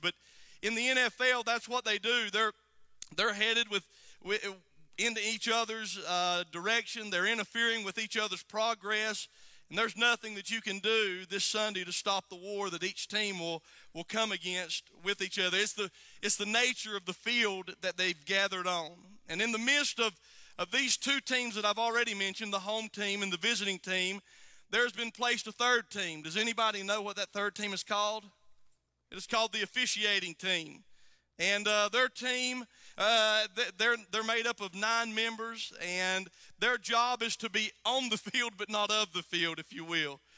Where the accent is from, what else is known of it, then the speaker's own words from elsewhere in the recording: United States; I'm from Alexander County